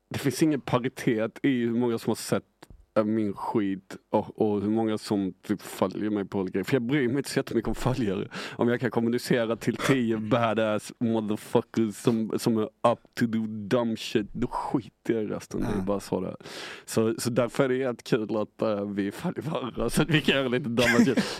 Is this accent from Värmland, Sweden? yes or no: yes; Arvika, Värmland, Sweden; Men jag är inte från Stockholm eh, alltså.